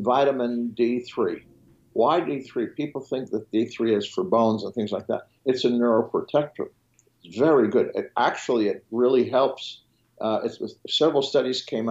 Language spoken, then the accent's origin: English; Switzerland; first language French; English is a second language; moved away; I was educated in Switzerland, so my first language is French